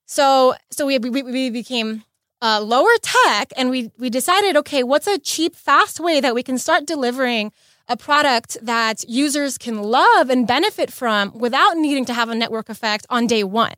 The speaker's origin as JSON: {"language": "English", "town": "Los Angeles", "region": "California", "country": "United States", "tie": "born or raised there", "also_born_or_lived": "Bay Area", "said": "I was born and raised in L A, um, born and raised in the West Side"}